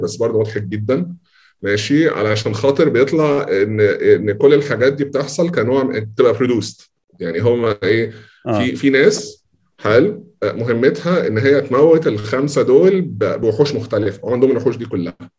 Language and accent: Arabic; Egypt; عندنا في مصر